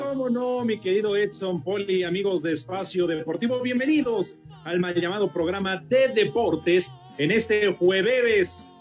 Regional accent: Tula, Mexico; Yo soy tuleño

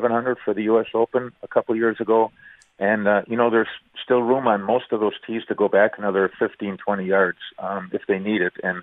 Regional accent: St. Francis, Wisconsin, United States; growing up in St. Francis, Wisconsin

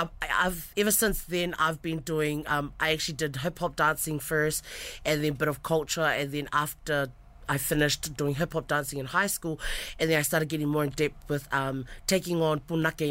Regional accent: Ongo Niua, Tonga; I'm from Niua, and that's where my people are from

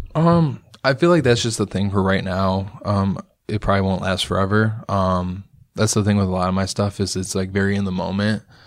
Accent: Rockford, Illinois, United States; moved away as an adult; also born or lived in McChesney Park; now in Chicago, United States; I was born and raised in Rockford

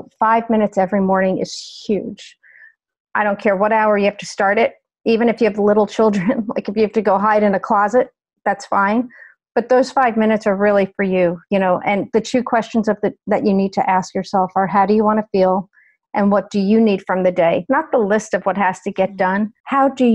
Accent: New York, United States; moved away as an adult; also born or lived in Ohio; I grew up in New York, went to college in Ohio.

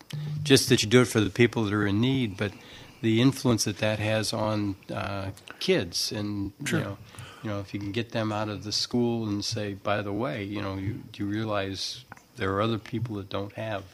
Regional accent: Indianapolis, Indiana, United States; moved away as an adult; also born or lived in Canada / Reno / Texas / Ohio; now in Southwest Michigan, United States; We grew up in Indianapolis, and then I worked for General Motors for 30, 40 years. We got moved all around. We were in Canada for a while. We were in Reno, Texas, Ohio, lots of stops in Michigan.

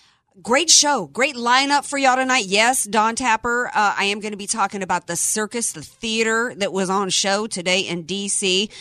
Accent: Cajun, Louisiana, United States; now in San Diego, United States; I am American by birth, Cajun and Southern by the grace of God. And I was raised conservative

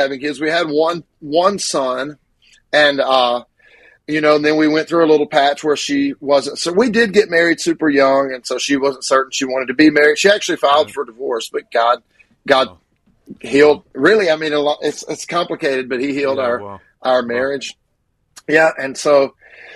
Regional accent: Grenada, Mississippi, United States; I was born in Grenada, Mississippi.

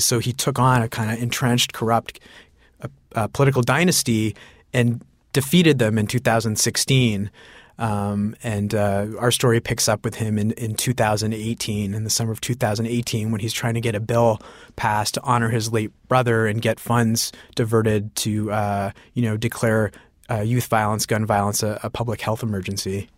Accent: Sarnia, Ontario, Canada; I grew up in Sarnia, Ontario. My parents are immigrants

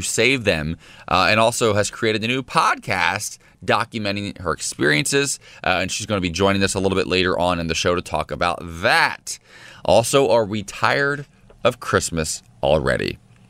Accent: Ohio, United States; moved away; I grew up in Ohio.

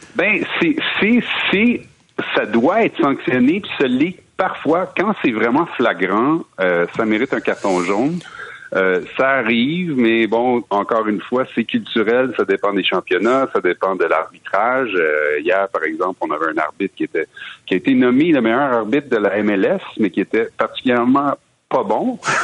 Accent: Montreal, Quebec, Canada; j'ai grandi dans l'ouest de l'île avec les Anglo

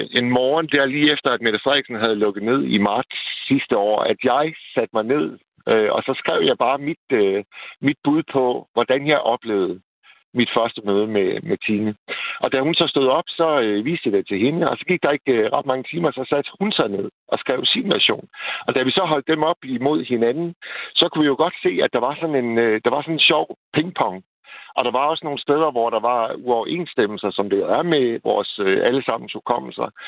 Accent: Vendsyssel, North Denmark Region, Denmark

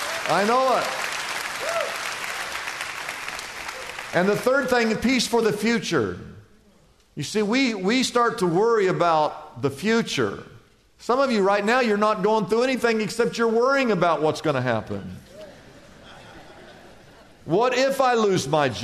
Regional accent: Midwest, United States; now in Southern California, United States; growing up in the Midwest

